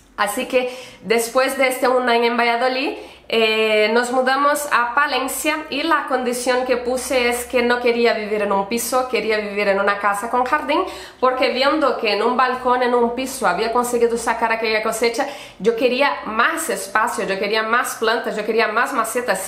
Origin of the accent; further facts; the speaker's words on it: Brazil; accent: Brazilian; Spanish is a second language; also born or lived in Barcelona, Spain / Pamplona, Spain; now in Spain; soy brasileña de nacimiento, por eso este acento, y española de adopción